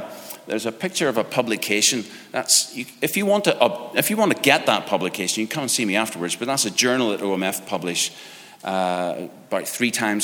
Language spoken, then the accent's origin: English; Ireland; I'm Irish